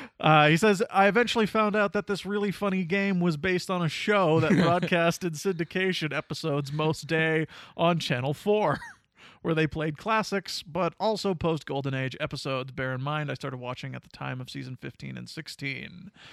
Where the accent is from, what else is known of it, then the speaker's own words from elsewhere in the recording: England, United Kingdom; I'm English, so I don't really have any skin in the game